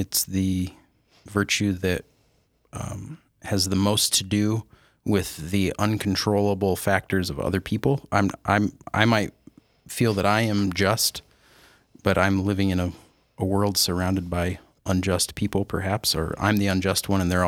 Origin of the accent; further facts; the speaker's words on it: Sioux Falls, South Dakota, United States; also born or lived in Dayton, Ohio; now in Yankton, United States; I went to Roosevelt High School. I was a Rough Rider.